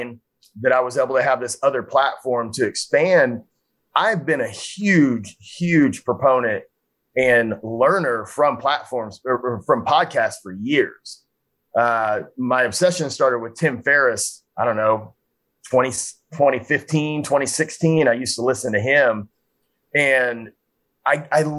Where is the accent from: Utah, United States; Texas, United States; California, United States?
Texas, United States; Frisco; my hometown of Frisco, Texas